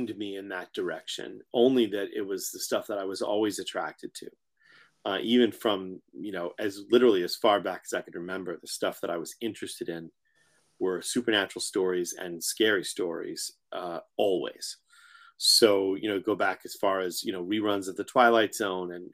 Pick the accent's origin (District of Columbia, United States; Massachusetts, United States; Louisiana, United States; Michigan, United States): Massachusetts, United States; Framingham; also born or lived in Haverhill, Massachusetts / New York; I grew up in Framingham